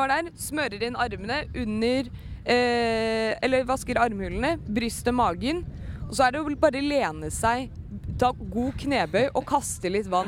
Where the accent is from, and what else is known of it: Norway